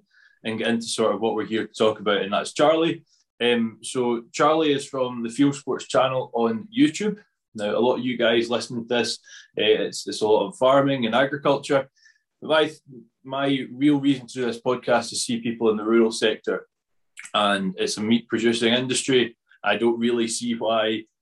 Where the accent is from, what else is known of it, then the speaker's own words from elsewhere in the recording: Scotland, United Kingdom; I'm definitely not from Yorkshire, no. very much Scotland.